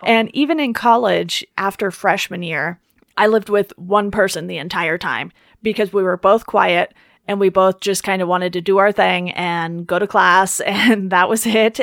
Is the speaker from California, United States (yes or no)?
yes; Orange County, California, United States; also born or lived in Philadelphia; growing up in Orange County instead of, like, L